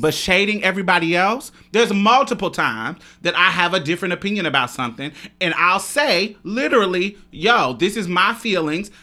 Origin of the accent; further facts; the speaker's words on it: Chicago, Illinois, United States; I'm from the South Side of Chicago